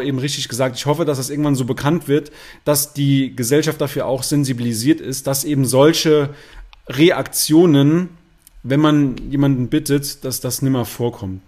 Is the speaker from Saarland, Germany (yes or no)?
yes; Saarland, Germany; bei uns im Saarland sagt man Fasching